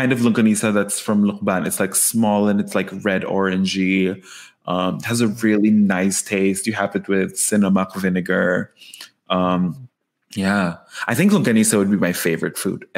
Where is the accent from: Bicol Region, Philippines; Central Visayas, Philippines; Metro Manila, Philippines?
Metro Manila, Philippines; Quezon City; moved away as an adult; now in Los Angeles, United States; am originally from Manila in the Philippines, specifically Quezon City, born and raised there. Moved here to Los Angeles in 2017